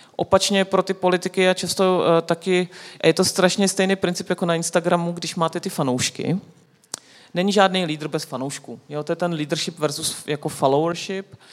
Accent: Czechia; Češi jsou, jako my jsme fantastický, nás ta politika furt zajímá

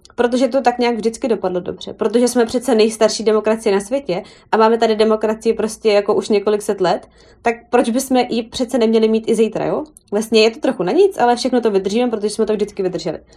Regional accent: Czechia; moved away as an adult; now in New York, United States; já jsem z Česka

